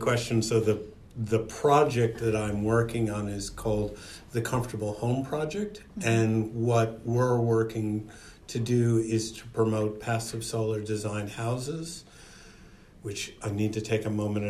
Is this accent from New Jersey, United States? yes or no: yes; New Jersey, United States; moved away as an adult; also born or lived in New York City; now in Perth, Australia; I grew up in New Jersey, moved to New York City after I left university, lived there for 8 years.